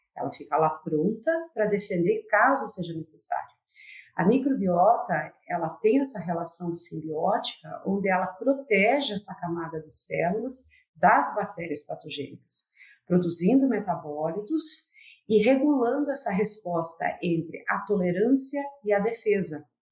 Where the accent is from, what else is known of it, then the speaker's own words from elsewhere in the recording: Palotina, Paraná, Brazil; a Universidade Federal do Paraná abriu o campus de Palotina, que é minha cidade natal, e acabei retornando à minha terra